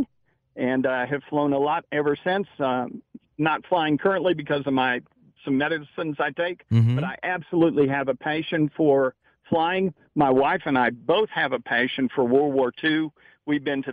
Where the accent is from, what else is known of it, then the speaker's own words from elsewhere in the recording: Illinois, United States; moved away as an adult; now in Texas, United States; I grew up in Illinois, mm-hmm. and came down to go to Texas Christian University